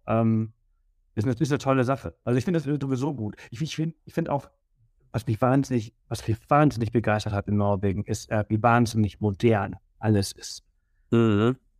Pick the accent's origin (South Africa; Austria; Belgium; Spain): Spain; Mallorca, Balearic Islands; also born or lived in Berlin, Germany; now in Garmisch-Partenkirchen, Germany; ich komme ja aus Mallorca und ich bin die Sonne wirklich gewohnt, also ich bin ja. aufgewachsen